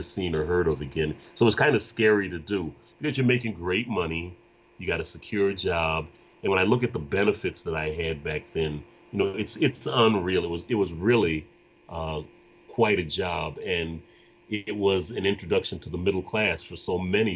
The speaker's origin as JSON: {"language": "English", "town": "Flint", "region": "Michigan", "country": "United States", "said": "I am from Flint, Michigan"}